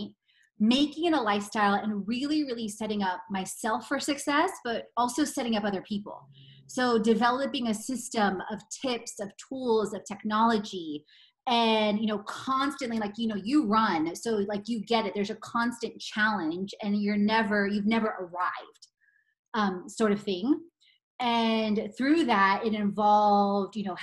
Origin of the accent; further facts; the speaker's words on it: Katowice, Silesian Voivodeship, Poland; moved away; I was born in Katowice in 1978.